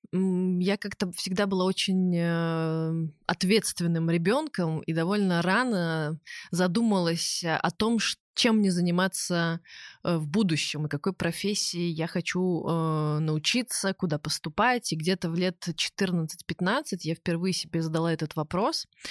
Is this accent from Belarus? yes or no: yes; Minsk, Belarus; я росла в Минске